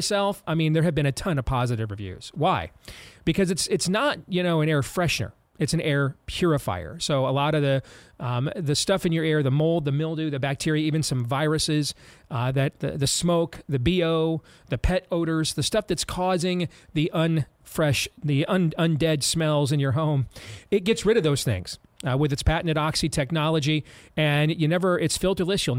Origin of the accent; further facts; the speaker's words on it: Grand Rapids, Michigan, United States; now in Iowa, United States; my hometown in Grand Rapids, Michigan